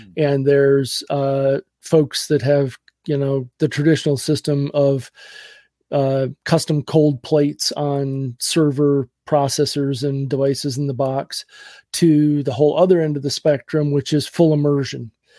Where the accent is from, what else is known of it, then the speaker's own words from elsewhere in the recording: Wisconsin, United States; I grew up in Western Wisconsin.